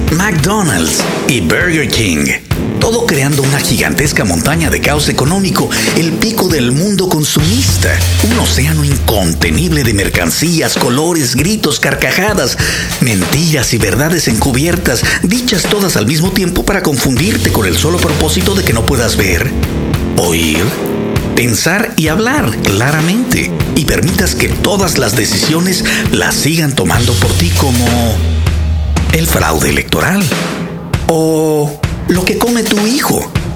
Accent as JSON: {"language": "Spanish", "country": "Mexico"}